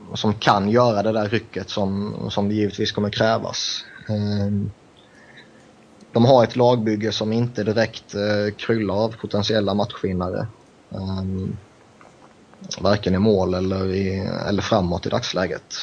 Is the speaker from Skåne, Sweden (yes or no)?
no; Växjö, Kronoberg County, Sweden; en Växjöbo